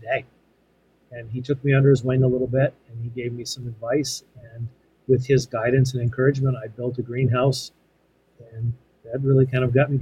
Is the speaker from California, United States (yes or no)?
no; Western Massachusetts, United States; I grew up in Western Massachusetts on a small family farm